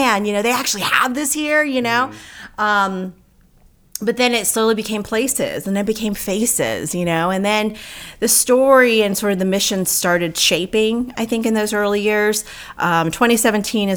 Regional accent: Norcross, Georgia, United States; also born or lived in New York / Buford Highway / Tucker; We grew up in Norcross and Tucker

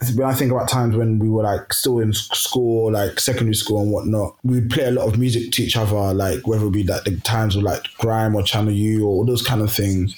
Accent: Kenya; now in London, United Kingdom; I'm from Kenya originally, and both my parents are from the Luo tribe

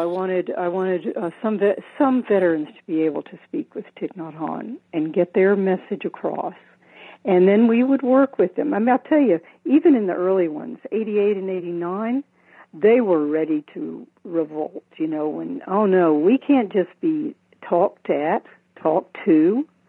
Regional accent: the South, Southern United States, United States; also born or lived in San Francisco, United States; now in Maui, United States; as a Southerner

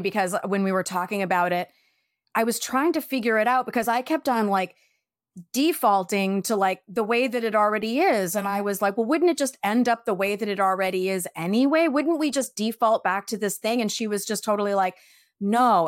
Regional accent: New York, United States; now in California, United States; I'm such a New Yorker

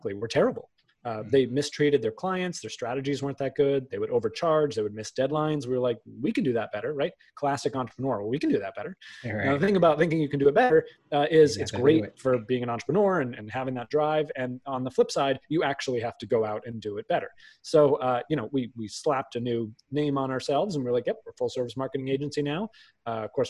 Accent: outside of Boston, Massachusetts, United States; I grew up outside of Boston.

